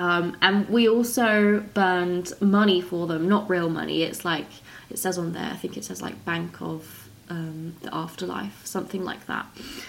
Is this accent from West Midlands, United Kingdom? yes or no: no; Brighton, South East England, United Kingdom; now in Australia; And we're both from Brighton, which is a coastal town in the UK in the south, so I'm used to the sea anyway. But where I'm living now in rural Australia, I really miss the beach.